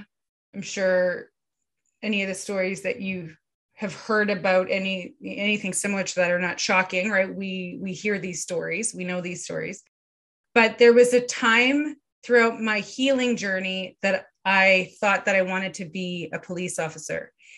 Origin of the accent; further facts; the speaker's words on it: Winnipeg, Manitoba, Canada; I grew up here in Winnipeg.